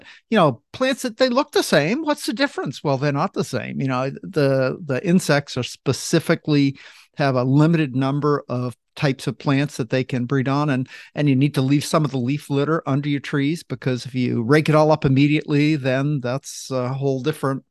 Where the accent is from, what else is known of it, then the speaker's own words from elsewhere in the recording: central Maine, United States; moved away; I didn't grow up way down east, but I grew up in central Maine